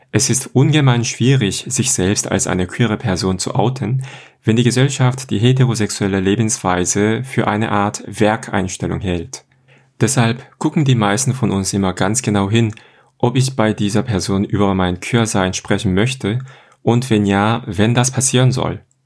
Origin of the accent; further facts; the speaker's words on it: South Korea; moved away as an adult; now in Germany; ich komme aus Korea auch 2010